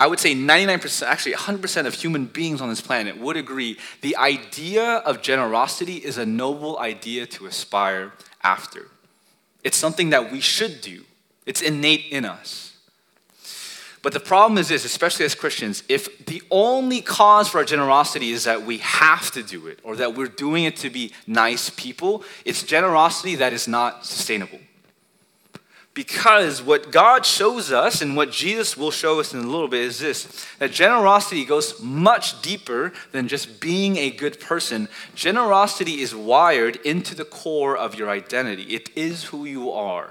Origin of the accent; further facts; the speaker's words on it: United States; We're Asian American